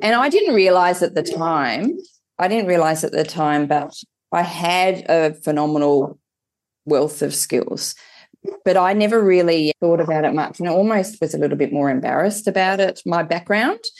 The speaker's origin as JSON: {"language": "English", "town": "Hobart", "region": "Tasmania", "country": "Australia", "tie": "born or raised there", "said": "I grew up in Hobart, had a rather sheltered and a very lucky um, upbringing down in Tassie"}